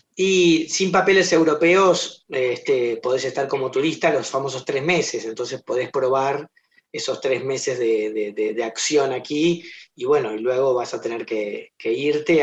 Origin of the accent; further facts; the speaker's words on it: Argentina; nosotros hacemos teatro independiente y lo hacemos en argentino, con actores argentinos